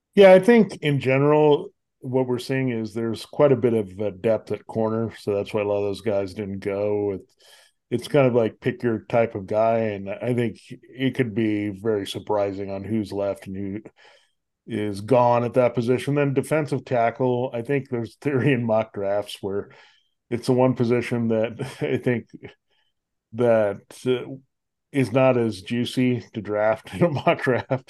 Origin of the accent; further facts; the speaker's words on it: St. Louis, Missouri, United States; I grew up in Saint Louis